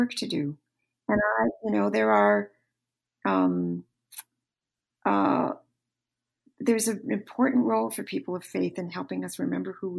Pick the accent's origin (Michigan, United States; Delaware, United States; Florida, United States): Michigan, United States; you and I grew up in the same hometown. I grew up in the Roman Catholic faith. And the church that I grew up in Michigan, is still all white